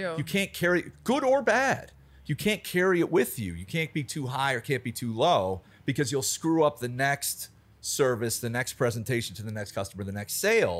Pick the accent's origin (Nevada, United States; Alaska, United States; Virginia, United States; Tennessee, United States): Virginia, United States; Alexandria; So I grew up in Alexandria, Virginia, which is right outside DC. I was just sort of a DC kid.